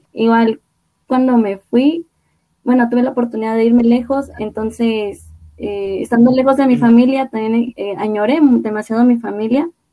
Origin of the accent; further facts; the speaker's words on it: Xalapa, Veracruz, Mexico; soy de Jalapa, de Veracruz